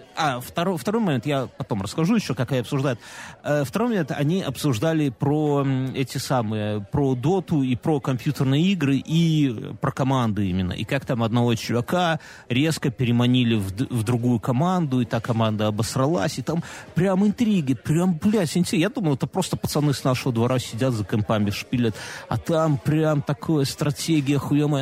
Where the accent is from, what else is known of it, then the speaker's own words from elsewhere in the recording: Belarus; у нас у Беларуси